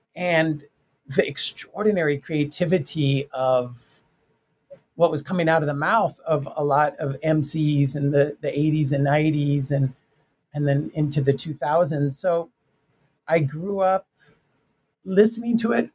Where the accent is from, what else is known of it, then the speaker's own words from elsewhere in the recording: Tucson, Arizona, United States; I'm from Tucson, Arizona, Mexican American um, family